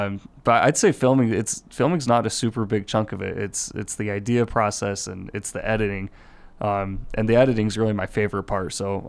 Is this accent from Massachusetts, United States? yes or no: no; Murray, Utah, United States; also born or lived in Salt Lake City; I was just I grew up in Salt Lake, grew up in Murray, and just was a really big Utah football fan.